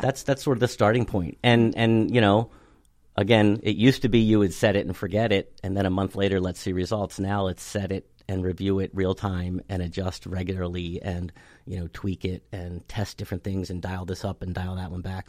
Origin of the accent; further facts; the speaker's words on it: Cockeysville, Maryland, United States; I grew up in Cockeysville, uh, went to school out there